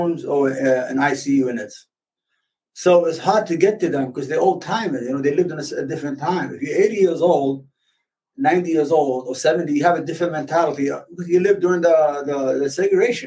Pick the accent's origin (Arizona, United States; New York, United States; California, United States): New York, United States; I grew up in New York, reading the paper